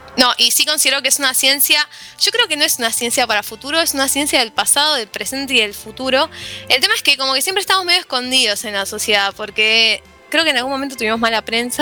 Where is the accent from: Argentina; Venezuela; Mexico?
Argentina; Buenos Aires; lo que somos los porteños